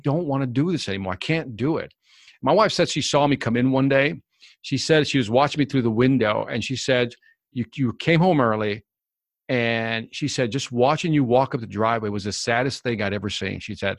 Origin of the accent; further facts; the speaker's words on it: Chicago, Illinois, United States; also born or lived in Puerto Rico; So my family's originally from Puerto Rico, but I was born in Chicago.